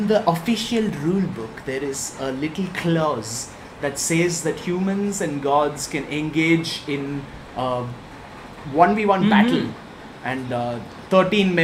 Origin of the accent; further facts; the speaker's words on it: India; we are from India.